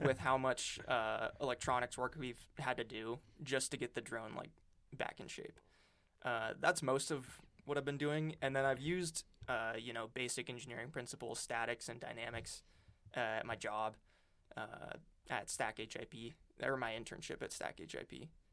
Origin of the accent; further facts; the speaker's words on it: Great Falls, Montana, United States; moved away as an adult; also born or lived in Florence, Montana; now in Oregon, United States; I grew up in Montana. I'm from, uh, little town in kind of the, like, dead center of Montana, Great Falls, and then, uh, moved to Florence, which is in the Missoula area